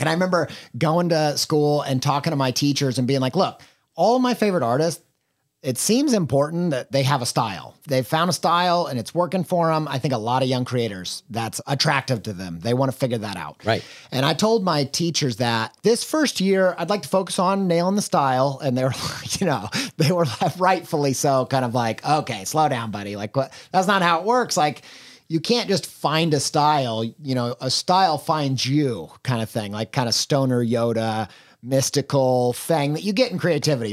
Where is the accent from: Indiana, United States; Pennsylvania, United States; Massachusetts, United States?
Indiana, United States; Columbus; now in Columbus, United States; we're both from Columbus, Indiana